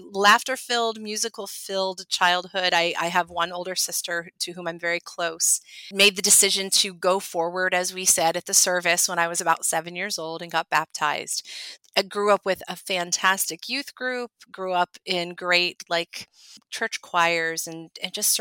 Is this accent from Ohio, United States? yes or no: yes; Ohio, United States; I grew up in Ohio